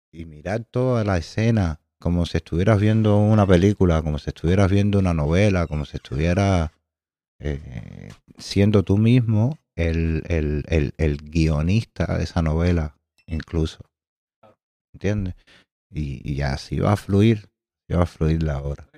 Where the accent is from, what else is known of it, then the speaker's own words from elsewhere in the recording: Havana, Cuba; soy de Alamar, eh, frente a la Chosmita, a los canes en la zona 13